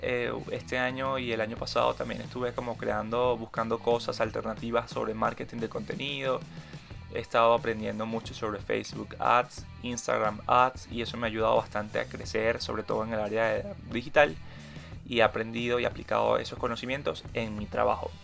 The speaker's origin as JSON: {"language": "Spanish", "town": "Caracas", "region": "Capital District", "country": "Venezuela", "said": "soy caraqueño, venezolano y artista."}